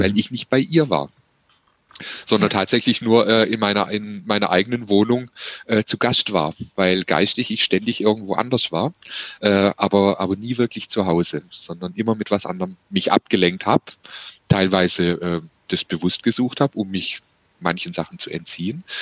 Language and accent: German; Heilbronn, Baden-Württemberg, Germany; meine Heimatstadt Heilbronn